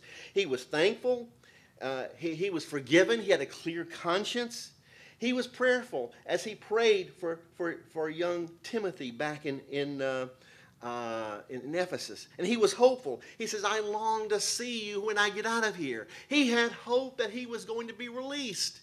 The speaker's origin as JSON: {"language": "English", "region": "South Louisiana", "country": "United States", "tie": "born or raised there", "also_born_or_lived": "New York City", "moved": "yes", "lives_now": "New Jersey, United States", "said": "I'm from South Louisiana"}